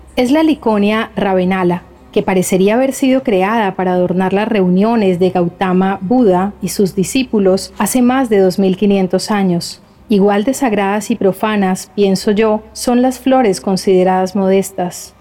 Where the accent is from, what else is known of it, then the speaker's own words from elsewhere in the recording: Bahía Solano, Chocó, Colombia; aquí en mi pueblo, en Solano, donde estoy ahora